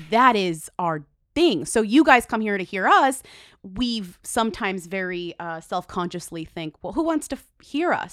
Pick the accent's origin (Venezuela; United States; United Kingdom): United States; Massachusetts; I come from Massachusetts